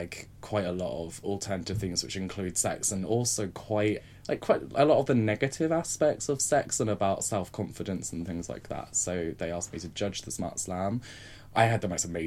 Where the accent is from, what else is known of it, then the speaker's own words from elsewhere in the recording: Southampton, South East England, United Kingdom; now in London, United Kingdom; I come from Southampton